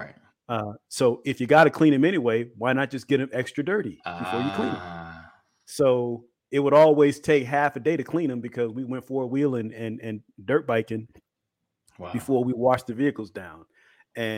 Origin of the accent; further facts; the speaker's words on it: Kankakee, Illinois, United States; Growing up in Illinois in Kankakee, man, it was back in the 70s and early 80s